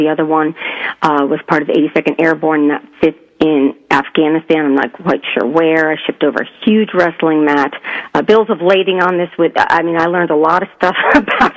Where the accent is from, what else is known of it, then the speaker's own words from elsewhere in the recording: southern Connecticut, United States; moved away as an adult; also born or lived in New York; I was born in New York, but I was raised in southern Connecticut and lived there